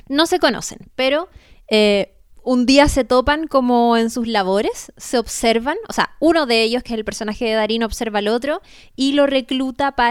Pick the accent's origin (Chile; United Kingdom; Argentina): Chile